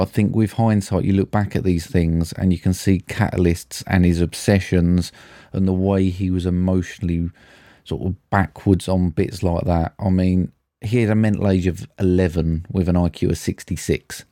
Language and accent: English; United Kingdom; we're British